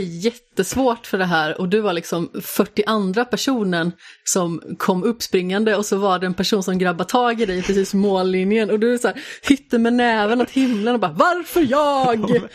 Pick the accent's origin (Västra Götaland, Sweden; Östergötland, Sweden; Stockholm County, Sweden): Västra Götaland, Sweden; Västergötland; som västgöte